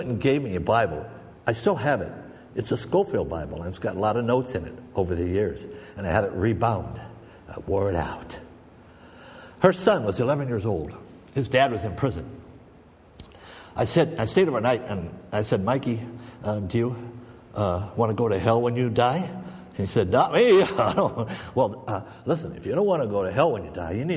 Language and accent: English; Oregon, United States; moved away as an adult; also born or lived in California / Minnesota; I was from California. I spent 5 years in California, and I spent 15 years in Oregon